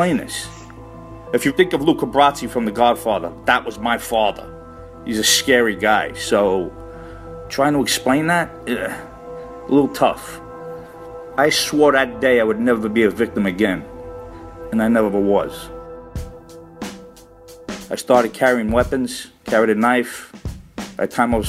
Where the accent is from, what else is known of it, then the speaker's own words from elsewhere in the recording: New York City, New York, United States; I'm an Italian-American growing up in Brooklyn, Bensonhurst